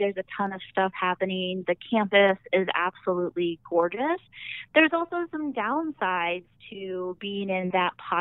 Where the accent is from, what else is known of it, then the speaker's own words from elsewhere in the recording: Yankton, South Dakota, United States; also born or lived in Kentucky / Berkeley, California / Fargo, North Dakota; I grew up in Yankton, graduated from Yankton High School in 2006.